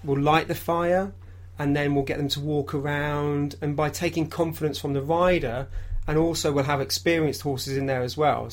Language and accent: English; Derbyshire, East Midlands, United Kingdom; growing up in Derbyshire